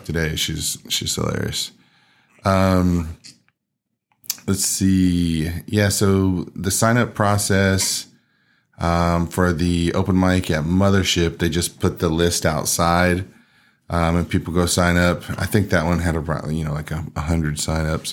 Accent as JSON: {"language": "English", "region": "Texas", "country": "United States", "said": "we were, like, the only ones from Texas"}